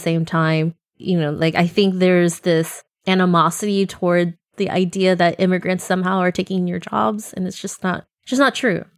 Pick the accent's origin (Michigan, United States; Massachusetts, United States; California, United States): California, United States; Central Valley; moved away; also born or lived in Bay Area; I grew up in the Central Valley